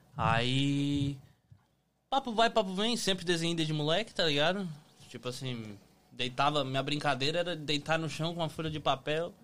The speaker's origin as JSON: {"language": "Portuguese", "town": "Araranguá", "region": "Santa Catarina", "country": "Brazil", "moved": "yes", "lives_now": "United States", "said": "cidade pequena, Araranguá"}